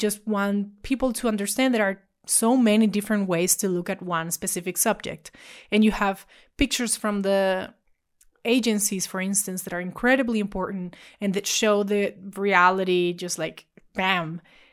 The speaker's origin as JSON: {"language": "English", "country": "Venezuela", "tie": "born or raised there", "said": "I was born and raised in Venezuela"}